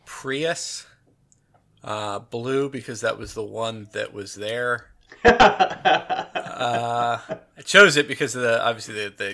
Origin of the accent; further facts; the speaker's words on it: New Jersey, United States; I'm from the Garden State